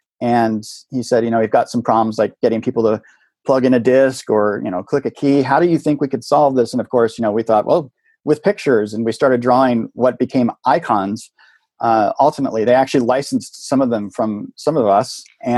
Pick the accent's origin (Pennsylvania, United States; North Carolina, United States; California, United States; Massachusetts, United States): California, United States; Silicon Valley; Yeah, growing up in Silicon Valley, in the, you know, being a child of the late 60s there